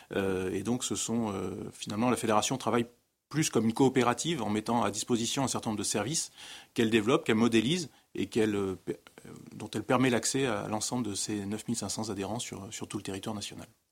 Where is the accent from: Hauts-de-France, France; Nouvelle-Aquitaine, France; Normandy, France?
Nouvelle-Aquitaine, France; Dordogne; Dans mon sud-ouest natal, je suis originaire de la Dordogne